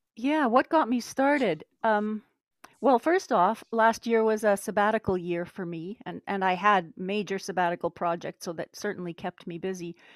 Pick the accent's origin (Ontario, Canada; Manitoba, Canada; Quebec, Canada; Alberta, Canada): Manitoba, Canada; Winnipeg; i'm canadian from the center of the universe which would be manitoba winnipeg